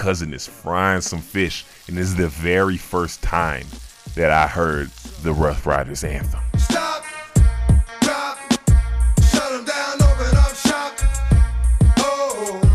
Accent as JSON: {"language": "English", "town": "Chicago", "region": "Illinois", "country": "United States", "tie": "born or raised there", "said": "growing up in 90s, Chicago, growing up in Chicago in the 90s"}